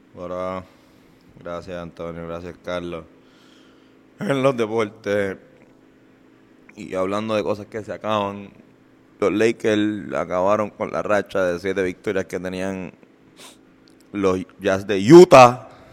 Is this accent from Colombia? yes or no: no; San Juan, Puerto Rico; nosotros somos de Río Piedra, de, toda la vida